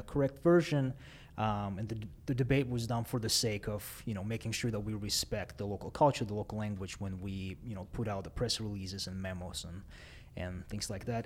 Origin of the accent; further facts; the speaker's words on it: Dushanbe, Tajikistan; first language Russian; English is a second language; moved away; I was born and raised in Dushanbe, Tajikistan